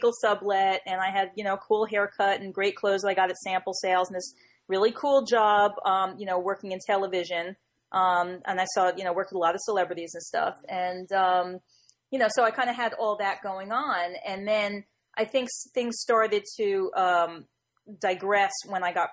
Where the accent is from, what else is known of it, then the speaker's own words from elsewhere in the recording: New Jersey, United States; I'm from New Jersey